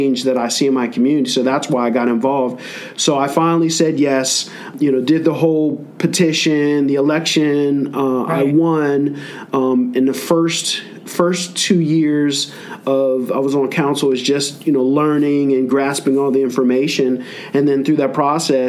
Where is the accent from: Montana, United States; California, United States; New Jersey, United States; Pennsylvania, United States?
Pennsylvania, United States; Canonsburg; I grew up in Canonsburg